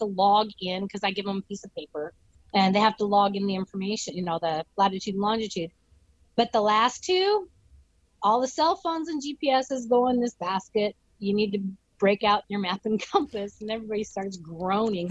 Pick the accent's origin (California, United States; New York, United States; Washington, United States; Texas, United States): Washington, United States; I grew up in Washington. So we hunted, fished, hiked